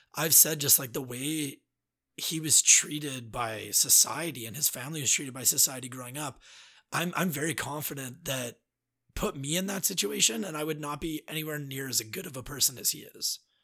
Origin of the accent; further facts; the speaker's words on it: Alberta, Canada; moved away as an adult; now in Quebec, Canada; from someone growing up in Alberta